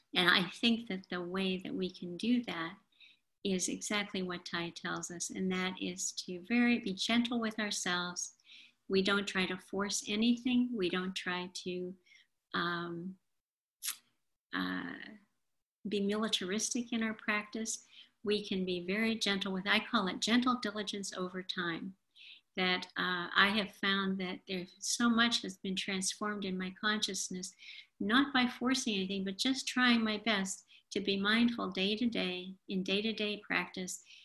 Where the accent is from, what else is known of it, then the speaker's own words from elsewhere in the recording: Appalachia, United States; I'm from Appalachia